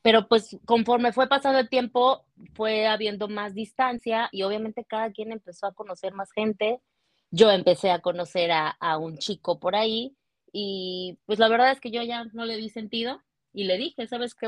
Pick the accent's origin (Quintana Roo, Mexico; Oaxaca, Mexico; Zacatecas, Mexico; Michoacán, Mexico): Quintana Roo, Mexico; Cancún; also born or lived in Mérida, Yucatán; now in Vancouver, Canada; soy originaria de Mérida, Yucatán, eh, pero desde los dos años viví en Cancún, ahí crecí